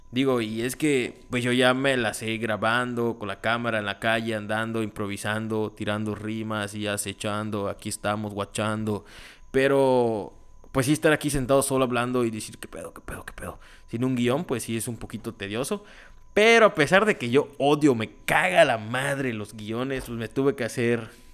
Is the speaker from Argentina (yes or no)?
no; Tixkokob?, Yucatán, Mexico; aquí en Tizantún, de donde yo soy